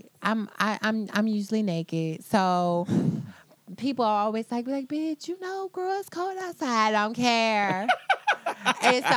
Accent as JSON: {"language": "English", "country": "United States", "said": "as an American, as a woman"}